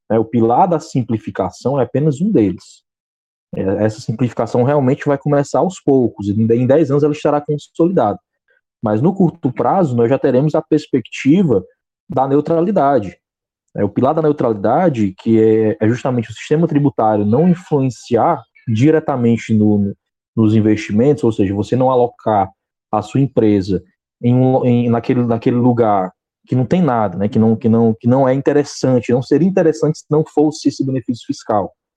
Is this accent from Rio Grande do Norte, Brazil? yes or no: no; Fortaleza, Ceará, Brazil; eu sou de Fortaleza, Ceará